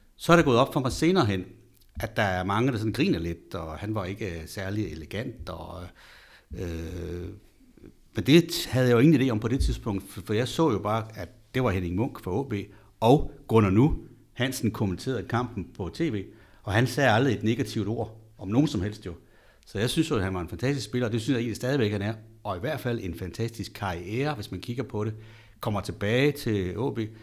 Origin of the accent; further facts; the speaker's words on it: Østerbrønderslev, North Denmark Region, Denmark; Jeg kommer fra Østerbrønderslev, og dengang der kunne man ligesom holde med Frederikshavn, da jeg var dreng